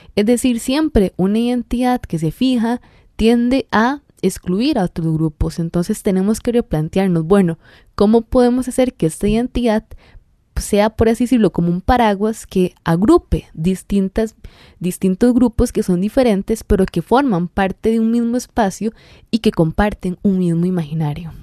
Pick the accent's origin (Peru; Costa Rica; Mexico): Costa Rica